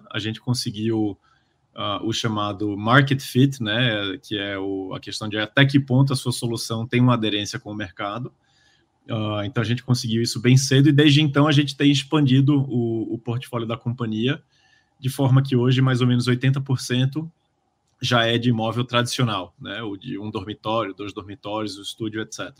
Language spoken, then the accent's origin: Portuguese; Recife, Pernambuco, Brazil; now in São Paulo, Brazil; eu sou de Recife, vim morar em São Paulo.